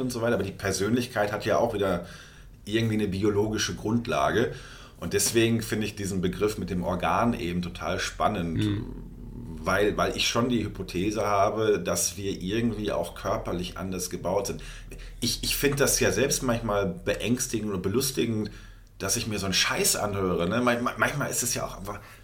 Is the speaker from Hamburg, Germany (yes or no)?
no; North Rhine-Westphalia, Germany; bei uns in NRW, wo ich herkomme